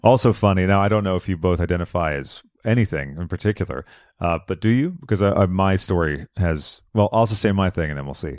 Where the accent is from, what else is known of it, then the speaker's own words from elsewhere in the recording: Massachusetts, United States; we're both from Massachusetts